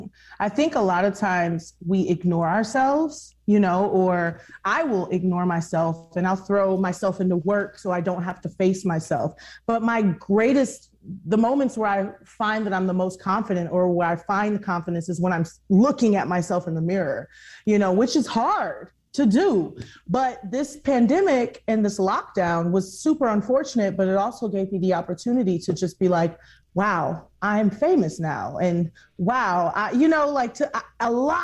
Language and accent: English; Houston, Texas, United States; I grew up in Houston where you walk outside and it's so humid